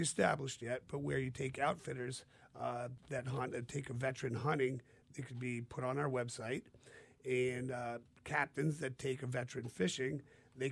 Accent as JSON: {"language": "English", "region": "New Hampshire", "country": "United States", "said": "we're from New Hampshire, and we deer hunt"}